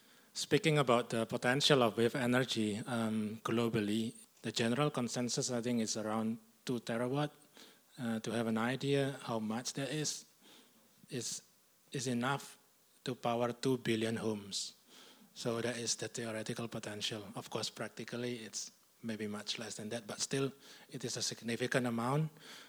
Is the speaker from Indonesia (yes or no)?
yes; Indonesia; moved away as an adult; also born or lived in Singapore / Norway / England / Denmark; now in Australia; I'm originally from Indonesia. I have a bit of international background, so I've lived in different countries.